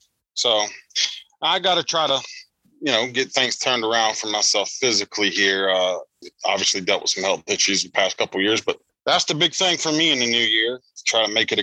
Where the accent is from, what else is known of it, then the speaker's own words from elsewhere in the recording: South Carolina, United States; also born or lived in Florida; now in Pennsylvania, United States; And I'm from down south, Nebby. I'm from South Carolina originally, and then I worked in Florida